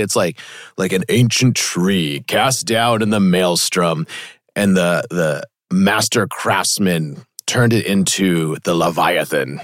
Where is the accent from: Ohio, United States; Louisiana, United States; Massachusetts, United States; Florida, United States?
Massachusetts, United States; Weston; I grew up in Weston, me and my siblings would go to Natick a lot because it was close